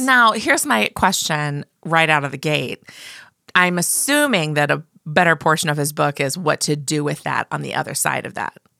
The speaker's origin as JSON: {"language": "English", "region": "Midwest", "country": "United States", "said": "I'm from the Midwest"}